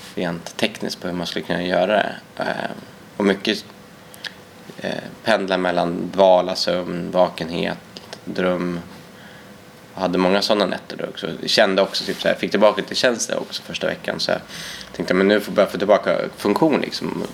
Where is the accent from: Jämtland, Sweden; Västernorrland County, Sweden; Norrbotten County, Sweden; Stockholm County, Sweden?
Västernorrland County, Sweden; Härnösand; also born or lived in Ecuador; växte upp i eh, Ångermanland i en stad som heter Härnösand